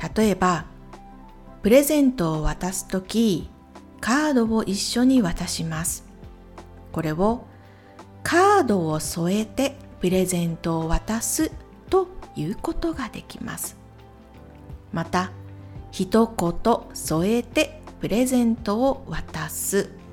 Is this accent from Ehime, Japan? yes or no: yes; Ehime, Japan; 私と同じ愛媛県出身の YouTuber ですので